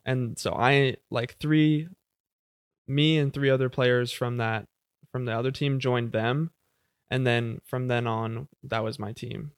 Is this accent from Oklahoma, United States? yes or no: yes; Jenks, Oklahoma, United States; I was born in Jinx, Oklahoma, so, like, uh, South Tulsa, really. Uh, I have, uh, three sisters, one older, two younger sisters. Yeah, I grew up w, going to Jinx High School